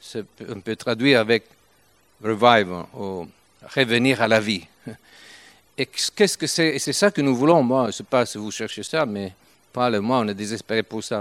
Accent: Turin, Piedmont, Italy; accent: Italian; French is a second language; nous sommes italiens, même si je parle français depuis quelque temps, mais je ne peux pas quitter mon accent italien.

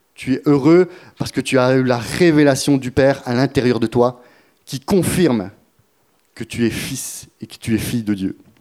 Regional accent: France; on est français, on va le rester jusqu'au bout

